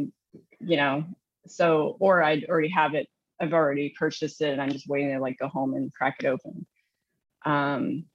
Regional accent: Southern Indiana, United States; now in New Jersey, United States; I grew up in Southern Indiana

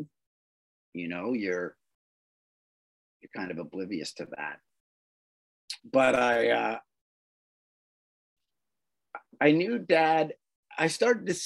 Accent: Toronto, Ontario, Canada; I'm Canadian, born in Toronto, and was raised by very loving parents

